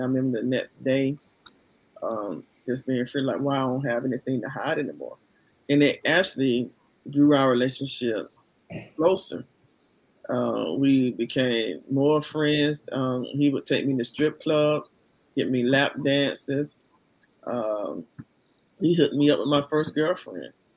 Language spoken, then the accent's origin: English; Columbus, Georgia, United States; now in Smyrna, United States; from Columbus, Georgia, currently living in um, Smyrna, Georgia